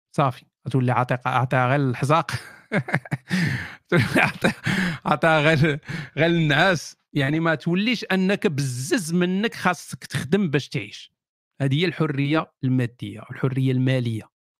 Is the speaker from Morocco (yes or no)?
yes; Morocco; وحنا مغاربه